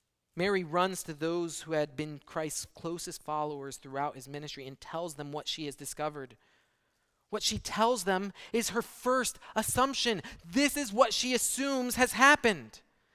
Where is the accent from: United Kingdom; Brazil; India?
Brazil; I grew up in Brazil, and I remember when we heard about 9/11, early in the morning, only the first plane had hit.